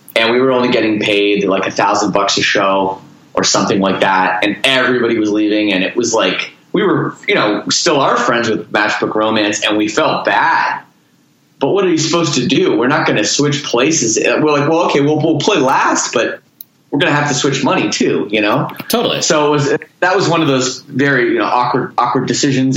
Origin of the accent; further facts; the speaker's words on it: Toronto, Ontario, Canada; moved away as an adult; now in Windsor, Canada; I'm from Toronto.